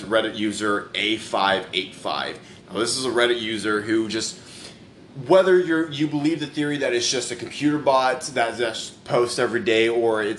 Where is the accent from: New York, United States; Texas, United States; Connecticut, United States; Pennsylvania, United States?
Texas, United States; also born or lived in California; I'm from Cali and I was raised in Texas